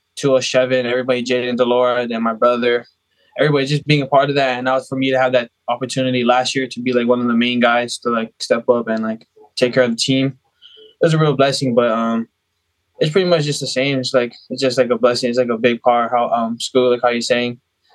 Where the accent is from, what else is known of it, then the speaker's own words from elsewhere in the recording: Maui, Hawaii, United States; moved away; also born or lived in Las Vegas; It's on this island called Maui. That's where I was raised, but I was born here. But we moved, like, when I was 4 years old. So we moved to Maui with my grandma.